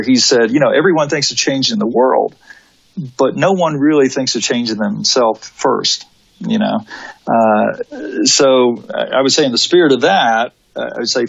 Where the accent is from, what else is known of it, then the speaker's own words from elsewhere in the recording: United States; we think as Americans